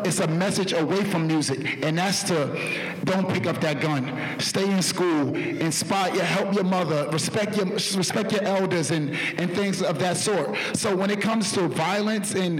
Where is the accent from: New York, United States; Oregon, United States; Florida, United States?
New York, United States; New York City; I'm from East New York